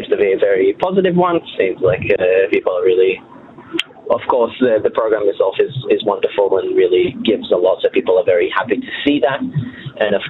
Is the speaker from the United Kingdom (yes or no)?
no; Australia; moved away as an adult; now in Israel; myself being Australian